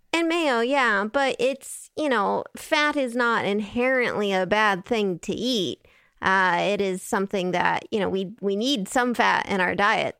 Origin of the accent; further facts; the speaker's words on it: West Coast, United States; now in Italy; I'm from the West Coast